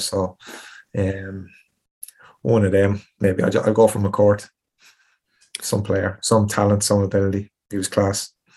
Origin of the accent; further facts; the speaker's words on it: Tipperary, Munster, Ireland; I'm not a Cork man. I'm from Tipperary